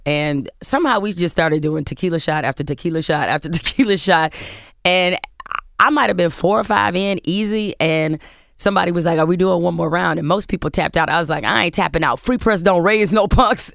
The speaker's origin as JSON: {"language": "English", "town": "Detroit", "region": "Michigan", "country": "United States", "tie": "born or raised there", "said": "I was raised in Detroit, grew up in Michigan State"}